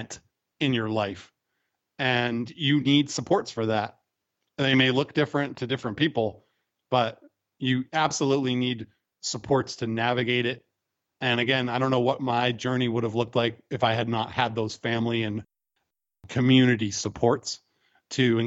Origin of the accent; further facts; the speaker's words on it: United States; as American men